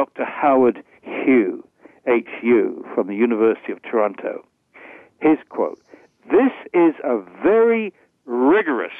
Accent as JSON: {"language": "English", "region": "England", "country": "United Kingdom", "tie": "born or raised there", "moved": "as an adult", "lives_now": "Binghamton, United States", "said": "I grew up in England. I spent approximately half my life in England, half in the United States."}